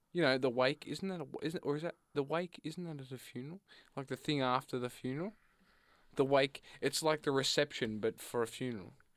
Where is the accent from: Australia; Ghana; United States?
Australia; I come from a, a rural